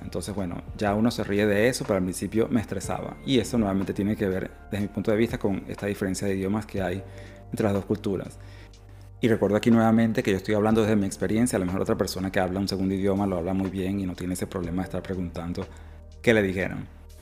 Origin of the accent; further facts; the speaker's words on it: Venezuela; moved away as an adult; now in Australia; yo soy venezolano, mis primeras parejas fueron venezolanos, pero luego emigré